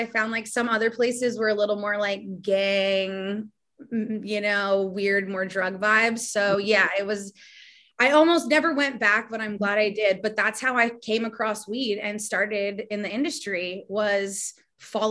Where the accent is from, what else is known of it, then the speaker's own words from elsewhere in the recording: Toronto, Ontario, Canada; I'm born and raised in Toronto, which is a mega city.